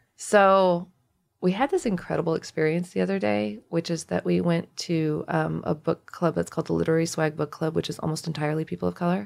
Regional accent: United States; as an Indian American

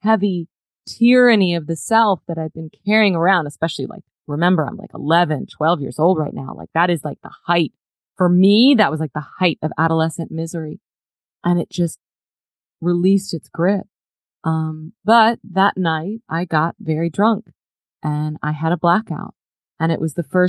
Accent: Dallas, Texas, United States; I grew up in Dallas, Texas, and my family had moved here from the East Coast

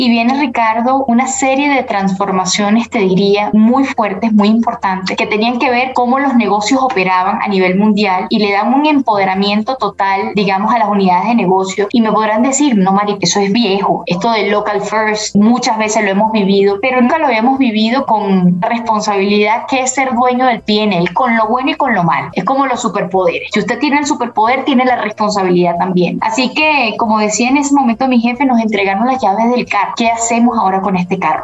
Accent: Venezuela; also born or lived in Costa Rica; now in Colombia; como venezolana

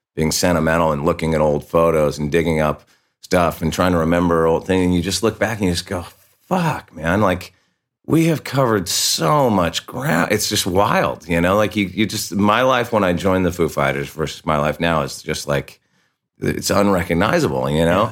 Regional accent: Santa Barbara, California, United States; we're from Santa Barbara, dude. Like, half the people we grew up with are dead.

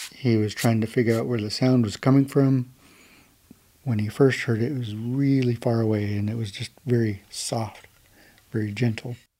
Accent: Lummi, Washington, United States; I'm from Lummi

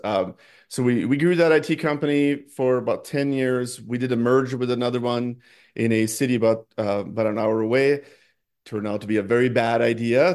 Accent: Norway; moved away as an adult; now in United States; I grew up in Norway, um, I first came to the United States for college

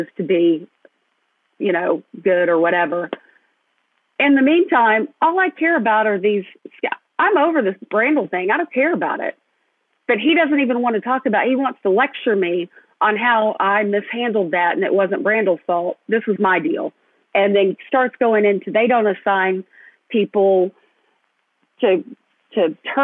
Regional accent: Fayetteville, Arkansas, United States; my hometown at my alma mater

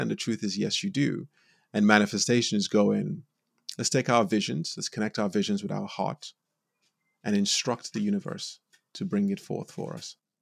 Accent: Nigeria; moved away; also born or lived in United States; I was born in Nigeria, and I grew up in a really loving home

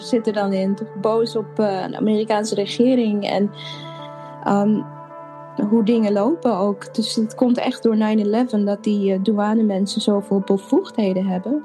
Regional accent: Apeldoorn, Gelderland, Netherlands; moved away as an adult; also born or lived in Suriname / Amsterdam; now in Chicago, United States; daarna ben ik opgegroeid in Apeldoorn.

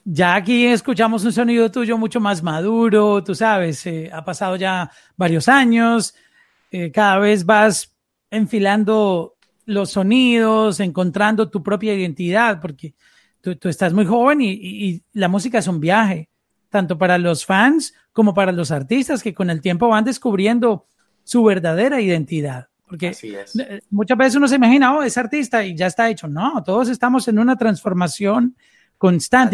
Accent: Colombia; first language Spanish; Yo soy colombiano

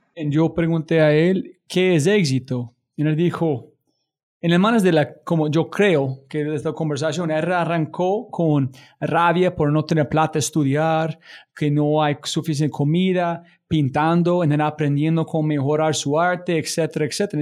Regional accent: United States; Spanish is a second language

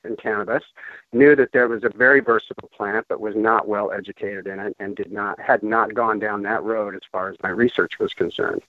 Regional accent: Denver, Colorado, United States; moved away as an adult; also born or lived in Gulf of Mexico; I am originally from Denver, Colorado, uh, born and raised there

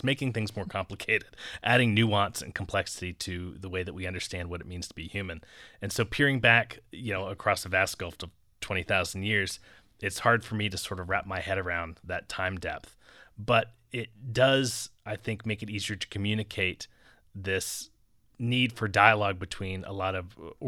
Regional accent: southern Maryland, United States; now in Arizona, United States; I grew up in the woods in southern Maryland

